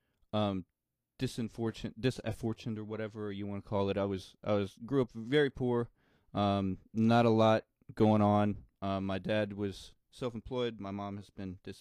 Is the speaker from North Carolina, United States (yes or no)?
no; Bowling Green, Missouri, United States; accent: country; grew up in the country in a little town called Bowling Green, Missouri.